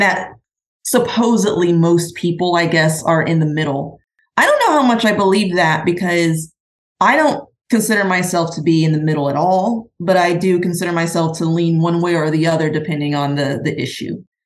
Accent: Midwest, United States; moved away as an adult; also born or lived in California; I was raised in the Midwest

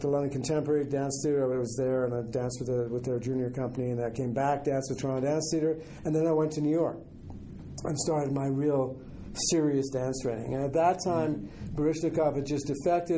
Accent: Germany; moved away; I was born in Germany. I'm German.

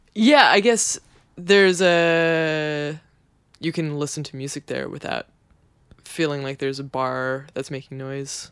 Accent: Kelowna, British Columbia, Canada; now in New York, United States; My parents don't live in my hometown anymore. They live in Vancouver

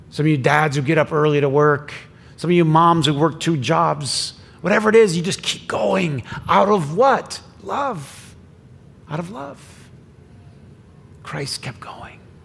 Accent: Flint, Michigan, United States; I grew up in Flint

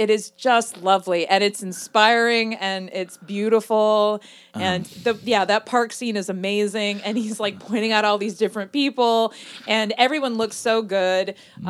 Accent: United States; What I guess to me as an American, I think everyone in Paris is just amazing.

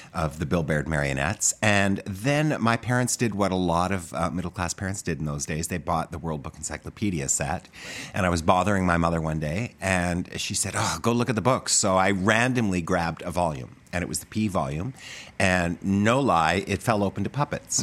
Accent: Medicine Hat, Alberta, Canada; moved away as an adult; also born or lived in New York; I grew up in Medicine Hat, Alberta

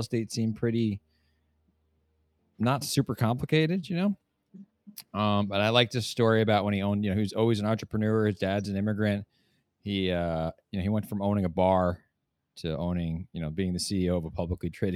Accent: New Jersey, United States; my family, I grew up in New Jersey

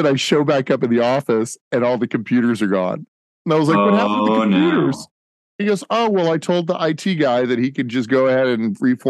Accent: Plano, Texas, United States; I grew up here in the North Dallas area, in Plano. Went to elementary school all the way up through college. I ended up going to University of Dallas, private Catholic school here.

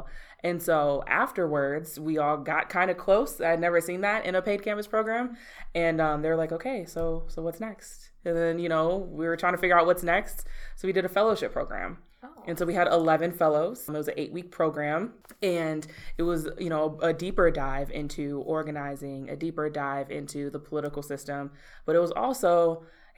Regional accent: Milwaukee, Wisconsin, United States; I'm born and raised in Milwaukee. I actually grew up down the street from here on 32nd in Wisconsin

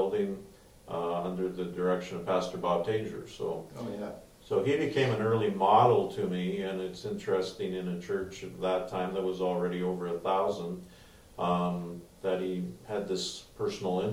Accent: Edmonton, Alberta, Canada; I was born and raised in Edmonton

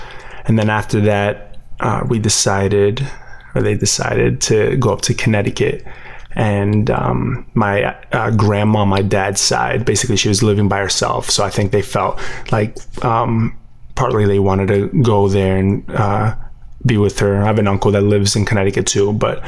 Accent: Puerto Rico; also born or lived in Miami, United States; I grew up, so I was born in Miami, Florida. Lived there for 3 or 4 years. And my parents and I decided to move down to Puerto Rico.

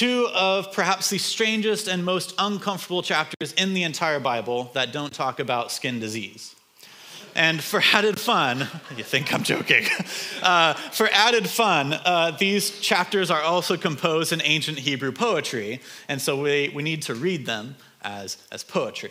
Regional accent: United States; moved away as an adult; also born or lived in Hungary; I grew up in Washington

